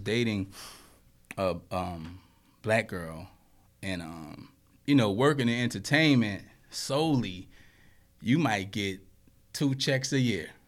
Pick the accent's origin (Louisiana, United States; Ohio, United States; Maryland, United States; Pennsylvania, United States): Louisiana, United States; I grew up in Louisiana, and, you know, down there, it's like a melting pot